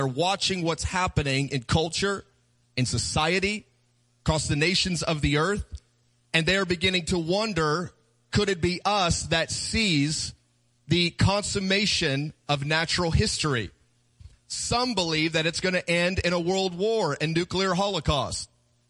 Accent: Kansas City, Missouri, United States; We're from Kansas City. We do barbecue. We know how to eat.

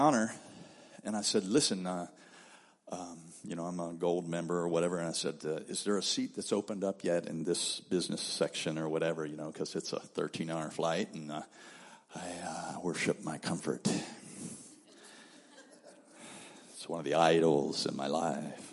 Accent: Cincinnati, Ohio, United States; moved away; That's my hometown. That's where I'm from. My brother pastors a church there.

